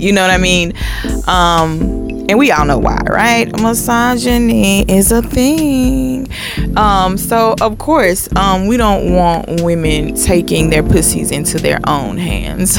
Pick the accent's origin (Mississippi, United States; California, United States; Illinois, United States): Mississippi, United States; my family is from Mississippi. I'm from Mississippi